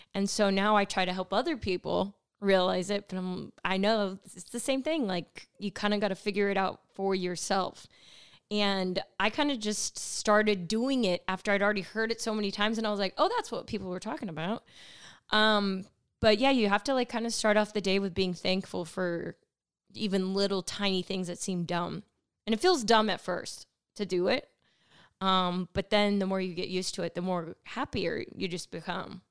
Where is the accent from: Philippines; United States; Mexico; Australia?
United States; California; I grew up in California